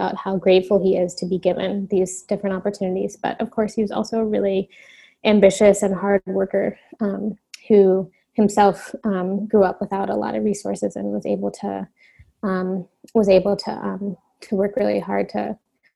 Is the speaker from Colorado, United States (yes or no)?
no; Cincinnati, Ohio, United States; also born or lived in California; now in Brooklyn, United States; my parents moved to Cincinnati, Ohio within, you know, months after I was born. So I grew up in Cincinnati